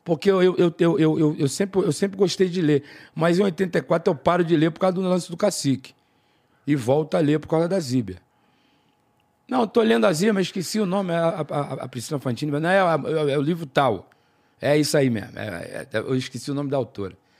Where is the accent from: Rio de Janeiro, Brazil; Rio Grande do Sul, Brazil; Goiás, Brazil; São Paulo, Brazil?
Rio de Janeiro, Brazil; Sou carioca, torço Flamengo.